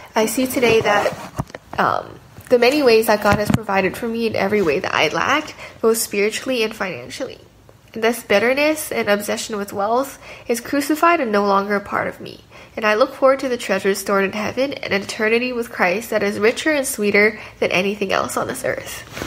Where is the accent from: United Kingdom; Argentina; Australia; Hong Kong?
Hong Kong; I was, by sponsorship, able to keep going to an international school in Hong Kong, my hometown